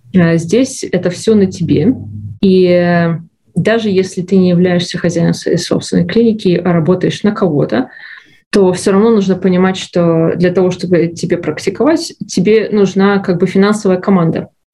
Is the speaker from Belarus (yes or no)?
yes; Belarus; moved away as an adult; now in Canada; Я из Беларуси. Э, была врачом в Беларуси